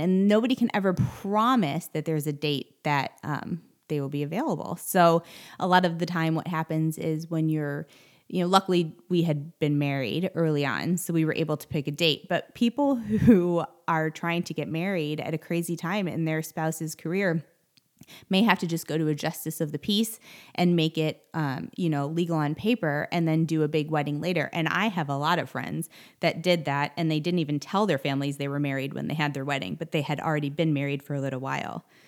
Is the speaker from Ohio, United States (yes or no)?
yes; Cleveland, Ohio, United States; moved away as an adult; I grew up in Cleveland